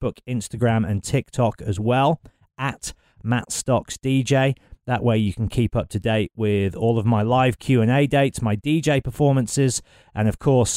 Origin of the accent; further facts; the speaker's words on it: Birmingham, West Midlands, United Kingdom; I'm in my hometown in Birmingham